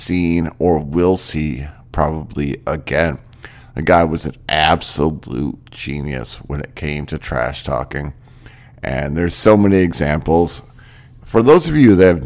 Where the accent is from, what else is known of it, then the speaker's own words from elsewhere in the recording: Maine, United States; I grew up in Maine